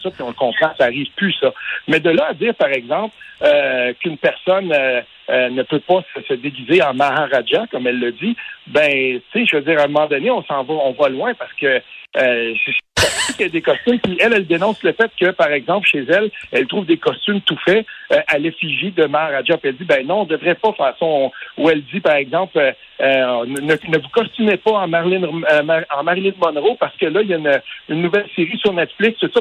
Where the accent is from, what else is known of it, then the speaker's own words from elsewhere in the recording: Quebec, Canada; on vient du Québec